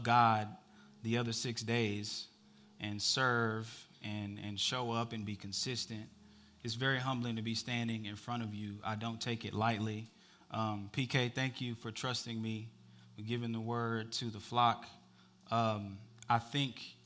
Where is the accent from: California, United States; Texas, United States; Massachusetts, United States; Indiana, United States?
Texas, United States; Dallas; moved away as an adult; now in Georgia, United States; We moved here from Dallas, Texas in October. We have never lived anywhere but Dallas